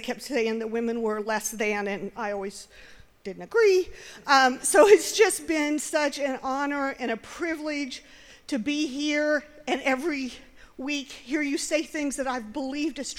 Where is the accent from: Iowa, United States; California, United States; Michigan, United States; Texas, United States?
Iowa, United States; I grew up in Iowa